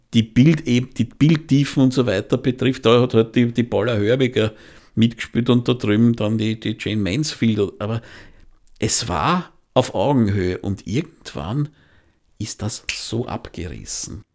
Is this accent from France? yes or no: no; Austria; bei uns in Österreich